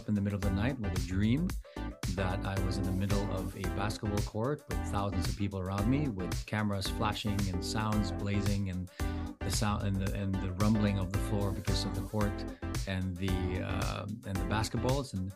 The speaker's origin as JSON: {"language": "English", "country": "Philippines", "tie": "born or raised there", "moved": "yes", "said": "I'm the only Filipino that was raised and educated in the Philippines. I grew up in the Philippines"}